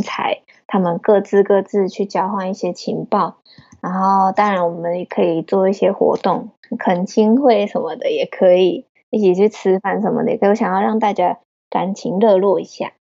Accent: Taiwan; moved away as an adult; also born or lived in Leeds, United Kingdom; now in Tokyo, Japan; 虽然我是台湾人

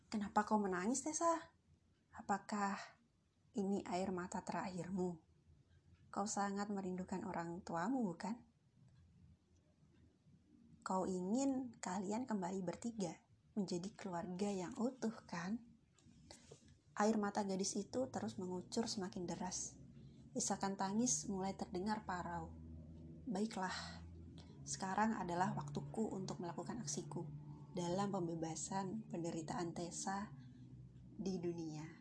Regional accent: Central Java, Indonesia; born there; now in Yogyakarta, Indonesia; aku sedang berjuang untuk menggel, menempuh gelar sarjana filsafat dari kampus biru di kota Yogyakarta. Kota kelahiranku disebut sebagai kota ukir.

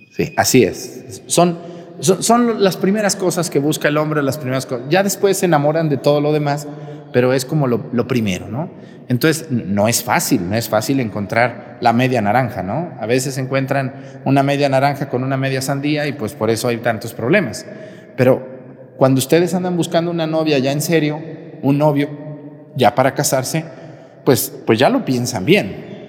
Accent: Mexico; el último camión de Guadalajara a mi pueblo

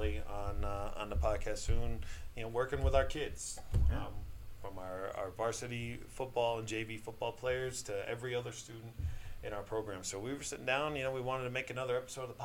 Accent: Kingston, New York, United States; now in Michigan, United States; my home state of New York. All right, shout out to all my friends back home in Kingston, New York.

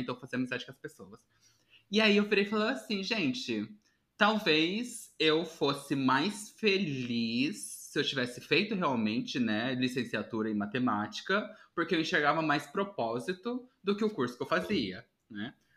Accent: Paraná, Brazil; eu sou do Paraná

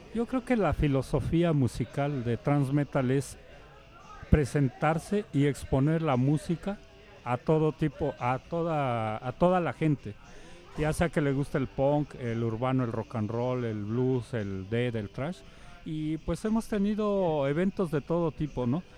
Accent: Mexico; para nosotros como mexicanos

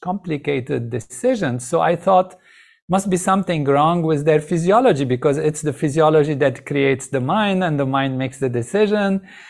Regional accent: Lebanon; moved away; I grew up in Lebanon.

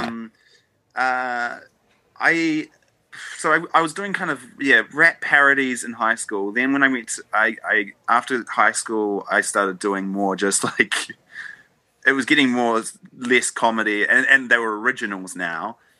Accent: New Zealand; as a New Zealander

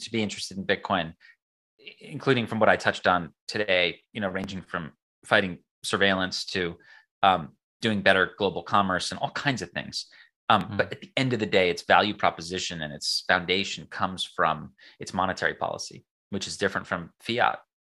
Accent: United States; I'm an American

